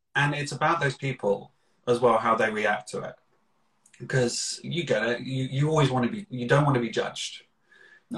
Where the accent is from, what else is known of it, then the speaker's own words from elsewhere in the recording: Slough, South East England, United Kingdom; I am originally from Slough, which is known for The Office